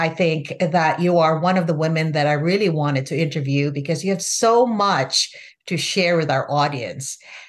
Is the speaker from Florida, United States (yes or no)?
yes; Florida, United States; It's so exciting because we're both from Florida. I'm in Orlando and you're in the big city of Miami.